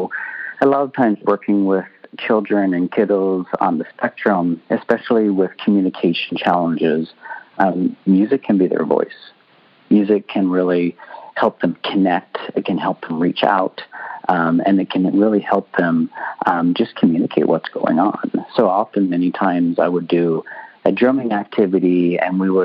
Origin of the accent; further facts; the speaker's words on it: Canada; now in California, United States; I'm Canadian as well, I moved here from Canada